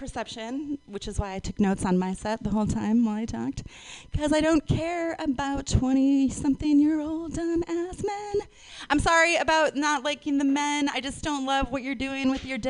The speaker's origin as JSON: {"language": "English", "region": "Minnesota", "country": "United States", "tie": "born or raised there", "moved": "yes", "said": "my home state just now. It was in Minnesota"}